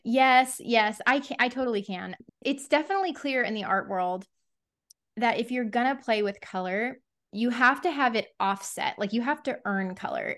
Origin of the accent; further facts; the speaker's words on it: Texas, United States; a Texan